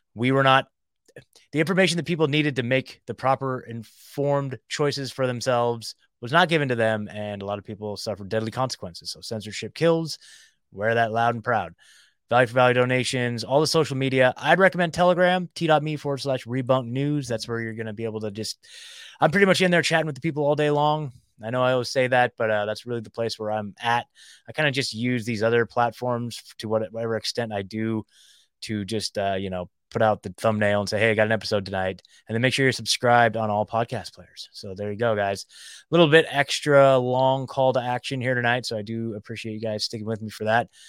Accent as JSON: {"language": "English", "region": "Oregon", "country": "United States", "tie": "born or raised there", "also_born_or_lived": "Eugene, Oregon", "moved": "as an adult", "lives_now": "Nashville, United States", "said": "So I lived in Eu, Oregon my whole life."}